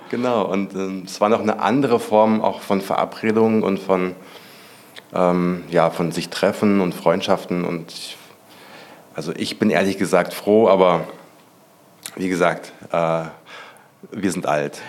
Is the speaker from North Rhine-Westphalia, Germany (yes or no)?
no; Hesse, Germany; ich bin ja auch auf dem Dorf aufgewachsen. Ich komme ja aus Hessen